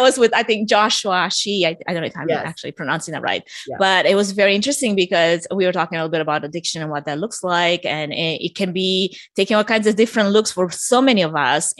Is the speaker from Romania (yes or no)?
yes; Romania; moved away; I'm originally from Romania for anyone that's sensing an accent